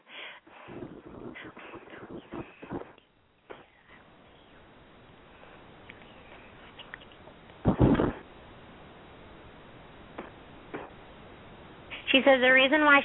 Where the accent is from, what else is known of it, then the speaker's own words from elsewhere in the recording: Ojai, California, United States; I'm from Ojai